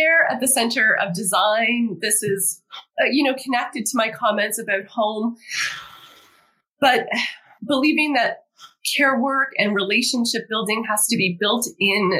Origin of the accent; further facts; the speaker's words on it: Toronto, Ontario, Canada; moved away; my hometown, Toronto